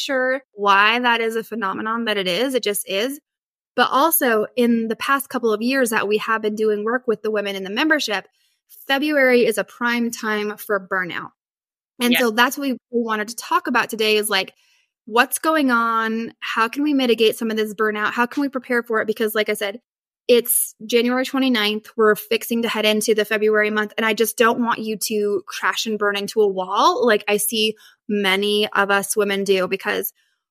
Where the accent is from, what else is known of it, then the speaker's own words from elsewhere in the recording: Northern Idaho, United States; I grew up in Northern Idaho and like we usually had like a ton of snow